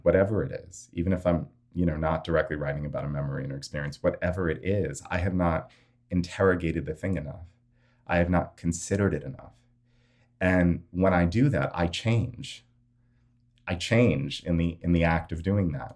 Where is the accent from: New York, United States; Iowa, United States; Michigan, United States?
New York, United States; New York City; as a U S American, born and raised in New York City